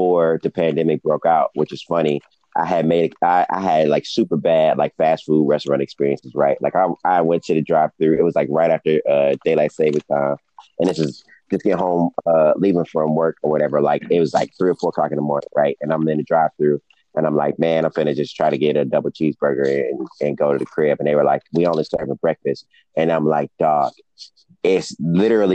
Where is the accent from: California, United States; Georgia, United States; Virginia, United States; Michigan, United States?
Michigan, United States; Detroit; I'm from Detroit, so you know it's not like cost of living is not super crazy here.